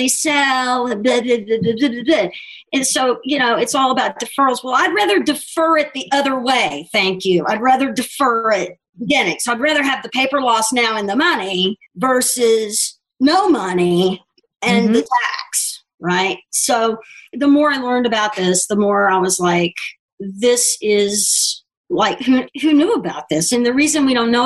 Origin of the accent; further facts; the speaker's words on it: Houston, Texas, United States; moved away as an adult; also born or lived in Mississippi / Dallas / Lubbock; now in New York, United States; I moved to Houston when I was small. And so I grew up in Houston and a little bit in Dallas